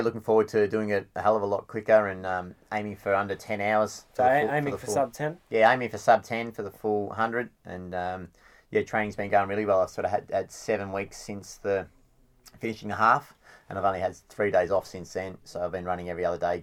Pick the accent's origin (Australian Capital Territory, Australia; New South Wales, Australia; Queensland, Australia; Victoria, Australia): Victoria, Australia; Anglesea; I grew up in Anglesey